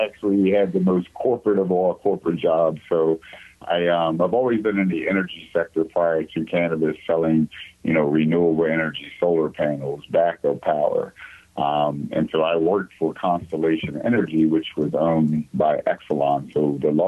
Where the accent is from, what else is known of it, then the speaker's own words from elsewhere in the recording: South Anne Arundel County, Maryland, United States; I grew up in South Anne Arundel County in Maryland, so about 30 minutes south of Washington, D.C.